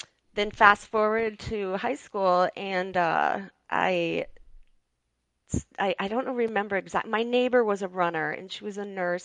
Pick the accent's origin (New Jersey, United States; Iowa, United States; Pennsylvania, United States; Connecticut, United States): Iowa, United States; Mason City; I was born and raised in Mason City, Iowa